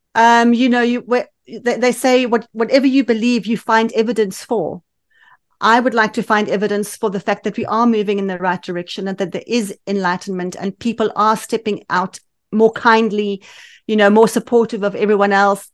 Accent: Johannesburg, Gauteng, South Africa; accent: South African; moved away as an adult; now in United Kingdom; we lived in Johannesburg, which has the best climate in the world

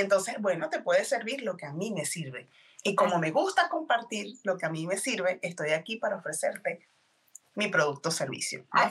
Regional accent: Venezuela; moved away as an adult; now in Texas, United States; yo soy venezolana, eh, tengo alrededor de siete años viviendo en Texas, en Estados Unidos

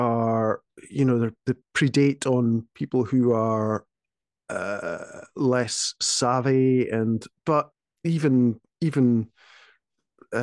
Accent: Speyside, Scotland, United Kingdom; I was brought up in Speyside, which is, you know, Scotland's heart of whiskey making

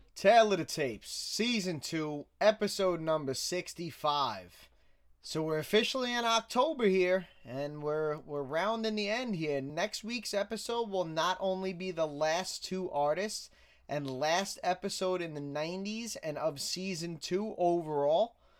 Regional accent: New York City, New York, United States; I grew up in Staten Island

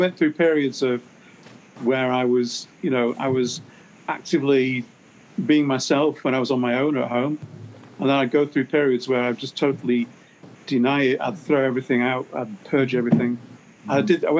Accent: Canada; now in United States; So then I'm working in the US as a Canadian with my Canadian passport

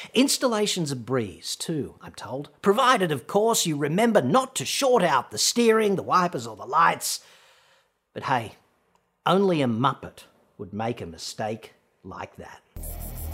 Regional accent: Australia; accent: Australian; my atrocious Australian accent

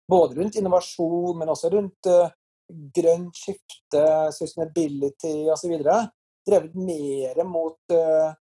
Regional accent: Trondheim, Trøndelag, Norway; born or raised there

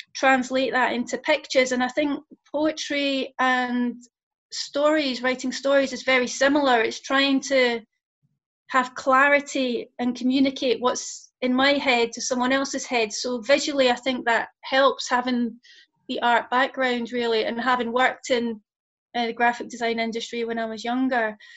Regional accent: Scotland, United Kingdom; also born or lived in London / Bristol; now in Lancaster, United Kingdom; I'm originally from Scotland, but um, I've lived in London and Bristol, and now I'm up in Lancaster

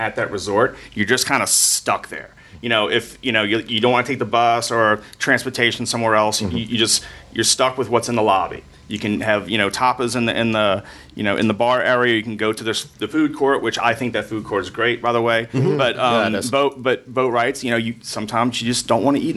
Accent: New Orleans, Louisiana, United States; I'm from New Orleans

